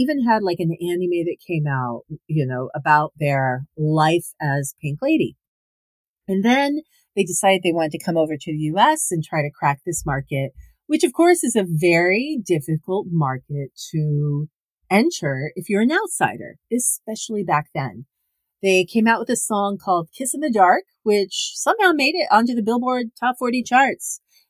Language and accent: English; United States; people, as I am American, but I, you know, loved a lot of the pop music from the 80s from the US